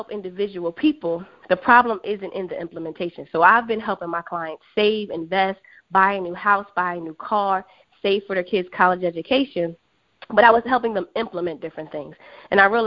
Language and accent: English; Philadelphia, Pennsylvania, United States; moved away as an adult; also born or lived in Washington, D.C. / New York City; I am originally from Philadelphia.